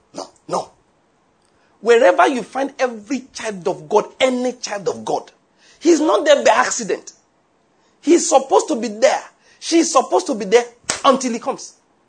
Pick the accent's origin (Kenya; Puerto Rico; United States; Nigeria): Nigeria; first language Yoruba; English is a second language; also born or lived in Liverpool; I can't pray in Yoruba language.